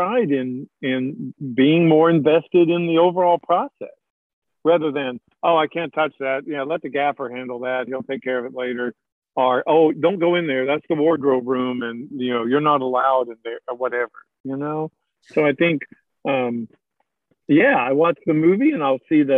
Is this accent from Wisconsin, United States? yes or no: no; Morristown, Tennessee, United States; where are you from? Morristown, Tennessee